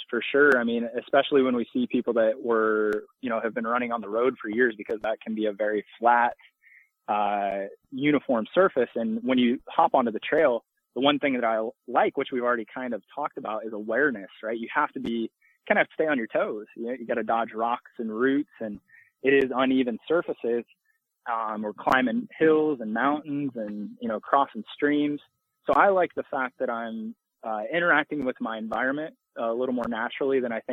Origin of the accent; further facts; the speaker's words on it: Illinois, United States; moved away as an adult; now in Birmingham, United States; I'm from Illinois